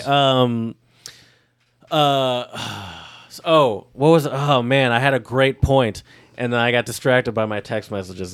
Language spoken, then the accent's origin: English; United States; I'm from America